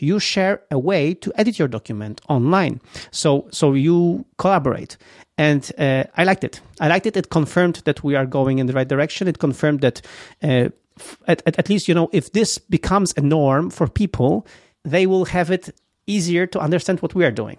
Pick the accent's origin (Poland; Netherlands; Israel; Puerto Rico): Poland; Gdynia, Pomeranian Voivodeship; English is a second language; moved away; I love Gdynia. This is my hometown. This is where I was born